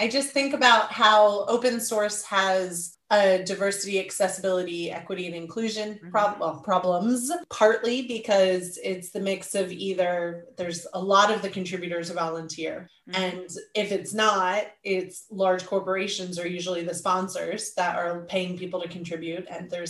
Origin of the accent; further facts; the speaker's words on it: United States; moved away as an adult; now in United Kingdom; obviously I'm American living in the UK